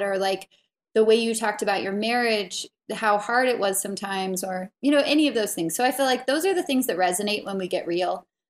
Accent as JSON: {"language": "English", "town": "Santa Barbara", "region": "California", "country": "United States", "tie": "born or raised there", "also_born_or_lived": "Salt Lake City, Utah", "moved": "yes", "lives_now": "Wyoming, United States", "said": "I grew up in Santa Barbara."}